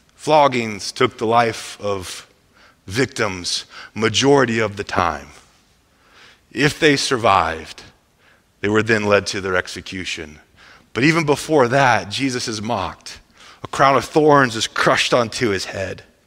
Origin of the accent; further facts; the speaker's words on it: Midwest, United States; I'm from the Midwest